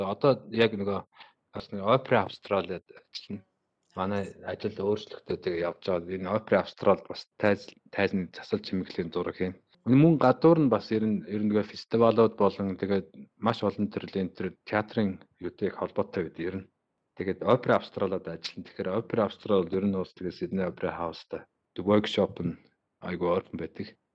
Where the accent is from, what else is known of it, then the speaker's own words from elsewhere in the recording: Bayankhongor Province, Mongolia; now in Sydney, Australia; Сиднейд сүүлийн 10 жил яг яг Сиднейд. Э, ерөнхийдөө бол Би Баян-Хонгор аймагт төрсэн, хөдөө өсөж мал малжсэн. Тэгээд сүүлдээ явсаар байгаа тэгээд Австралид амьдраад